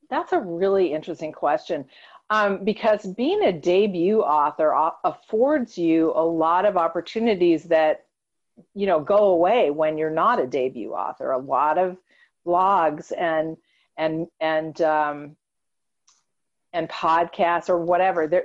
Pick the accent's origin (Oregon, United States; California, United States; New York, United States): New York, United States; born there; I was born in New York.